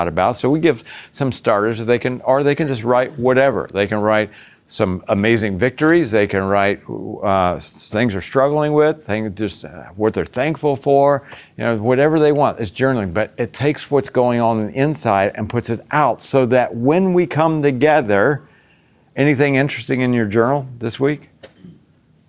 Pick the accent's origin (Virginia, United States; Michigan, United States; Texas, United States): Virginia, United States; also born or lived in Boston; now in Florida, United States; I grew up in the South. I grew up in Virginia